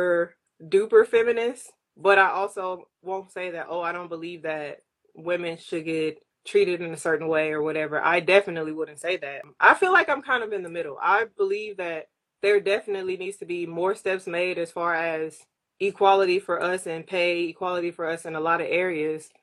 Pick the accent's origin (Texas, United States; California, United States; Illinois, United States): Texas, United States; Houston; moved away as an adult; also born or lived in Japan; now in San Diego, United States; I am originally from Houston, Texas. That is where I grew up. That's where I spent 18 years of my life